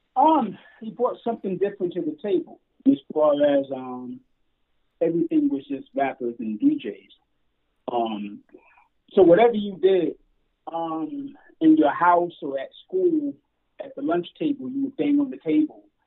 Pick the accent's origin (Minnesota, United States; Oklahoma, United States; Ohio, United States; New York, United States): New York, United States; New York City; We're from Brooklyn